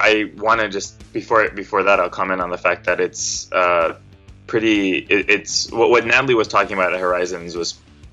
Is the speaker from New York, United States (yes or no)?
no; Fresno, California, United States; also born or lived in San Francisco Bay Area, California; I was born and raised in Fresno, California